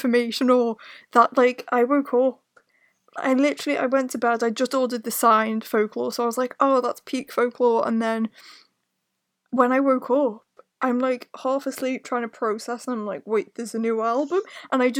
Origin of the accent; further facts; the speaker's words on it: Liverpool, North West England, United Kingdom; moved away; I grew up in Liverpool, and then when we moved, I was there more often.